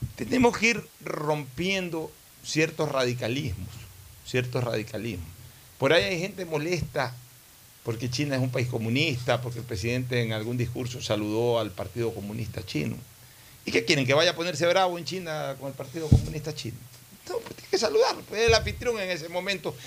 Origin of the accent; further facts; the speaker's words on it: Ecuador; hablo como ecuatoriano